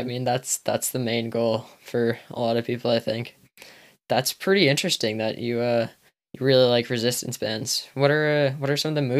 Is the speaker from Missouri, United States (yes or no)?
no; Maine, United States; I'm from Maine.